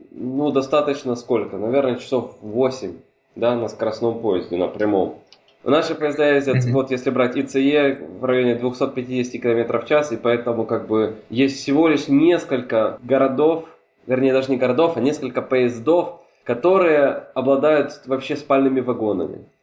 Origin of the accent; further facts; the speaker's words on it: Hungary; Russian is a second language; Особенно учитывая тот факт, что мы с тобой говорим сейчас на русском языке, а родом я из Венгрии, да?